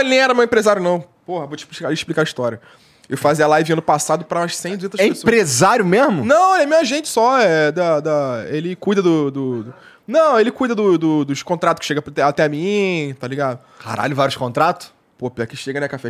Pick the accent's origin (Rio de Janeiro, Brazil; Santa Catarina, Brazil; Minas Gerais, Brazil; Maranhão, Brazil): Rio de Janeiro, Brazil; eu sou carioca